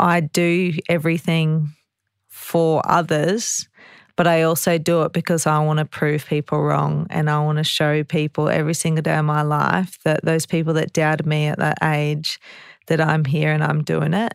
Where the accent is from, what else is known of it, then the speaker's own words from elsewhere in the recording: Ipswich, Queensland, Australia; I'm from Ipswich